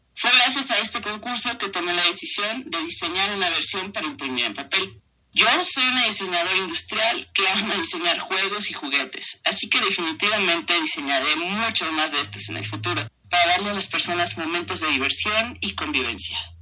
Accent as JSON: {"language": "Spanish", "town": "San Cristóbal de las Casas", "region": "Chiapas", "country": "Mexico", "tie": "born or raised there", "also_born_or_lived": "Tuxtla Gutiérrez", "said": "yo nací en Tuxtla Gutiérrez y crecí en San Cristóbal de las Casas Chiapas"}